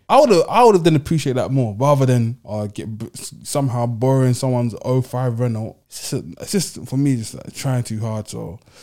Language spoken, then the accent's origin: English; London, United Kingdom; I'm a Londoner